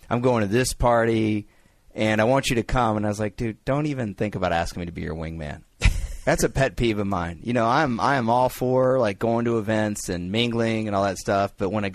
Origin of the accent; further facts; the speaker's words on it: Dallas, Texas, United States; But it stinks because Dallas is my hometown.